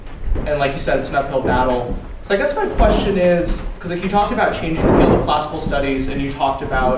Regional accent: outside New York City, United States; accent: American; now in Germany; I'm also an American from outside New York City, Germany.

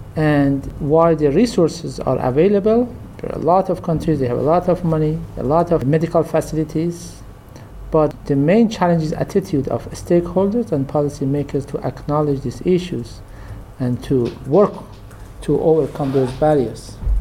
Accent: Kermanshah Province, Iran; I am from Kermanshah, which was one of the most affected cities in the region

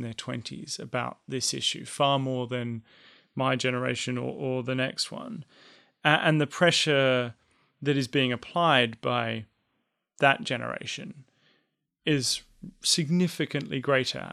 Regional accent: Australia; an Australian, as I'm one of them.

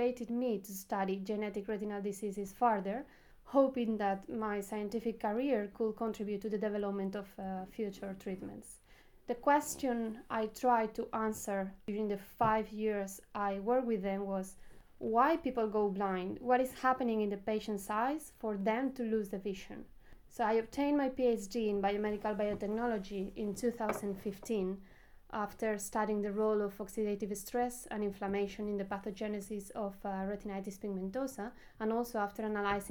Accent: Valencia, Valencian Community, Spain; moved away as an adult; now in Oxford, United Kingdom; I grew up in Valencia, a sunny and beautiful place located on the eastern coast of Spain.

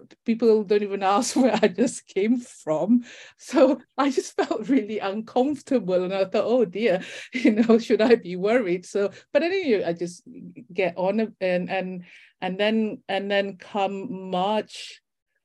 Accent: Malaysia; also born or lived in Leicester / Brighton / Buckinghamshire; now in United Kingdom; I'm actually from Malaysia

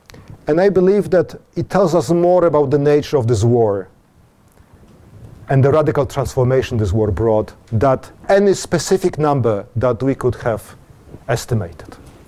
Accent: Warsaw, Masovian Voivodeship, Poland; This is my hometown, Warsaw

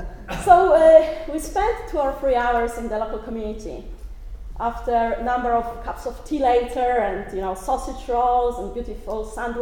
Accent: Poland; moved away as an adult; now in Northern Ireland, United Kingdom; probably, as you can hear from my accent, I'm not Northern Irish. I'm actually Polish. I arrived in Northern Ireland back in 2001.

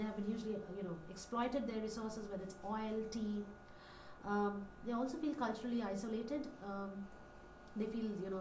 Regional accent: Delhi, India; my identity as an Indian lady, as an Indian woman, you know, from Delhi

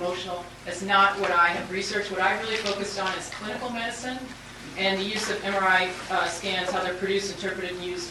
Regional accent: United States; I'm from the United States normally

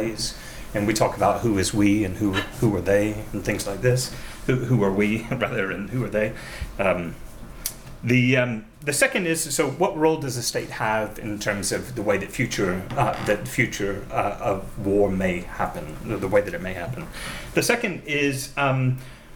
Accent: United States; As an American

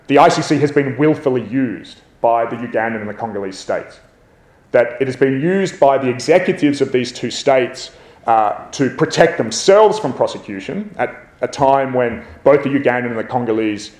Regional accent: Australia; as an Aussie

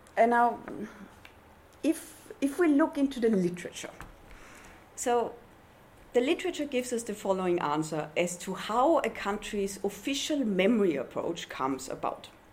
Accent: Austria; I was raised in Austria

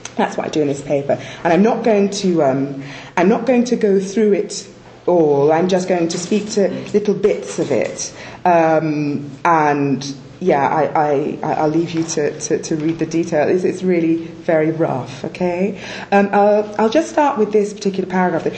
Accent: Scotland, United Kingdom; moved away; also born or lived in Nigeria; I was born in Scotland

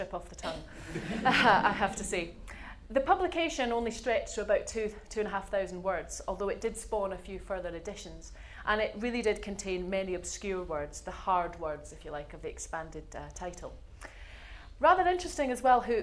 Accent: Scotland, United Kingdom; moved away as an adult; also born or lived in Glasgow; now in Oxford, United Kingdom; a Scot writing the English dictionary

